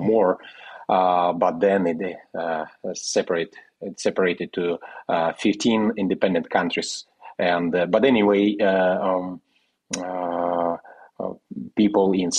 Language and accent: English; Western Siberia, Russia; now in Moldova; I'm originally from Russia, Western Siberia, where my parents being Ukrainian, moved like 50 years ago. So that's where I was born